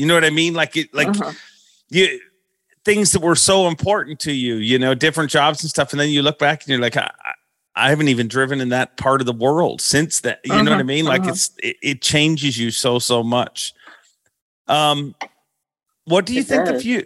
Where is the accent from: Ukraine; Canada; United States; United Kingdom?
Canada; when I grew up, I'd always heard, like, you don't want to tell them you're Canadian